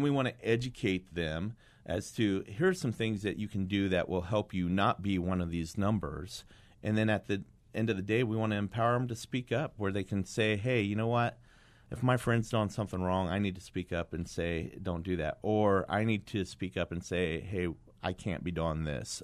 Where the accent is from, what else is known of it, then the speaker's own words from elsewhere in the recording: Kingman, Arizona, United States; I went back to my hometown of Kingman